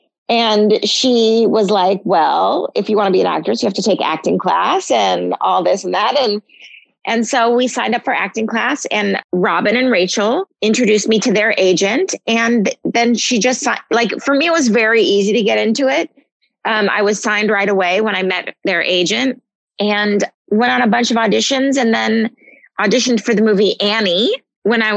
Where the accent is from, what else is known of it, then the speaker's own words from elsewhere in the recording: Malibu, California, United States; I grew up in Malibu, California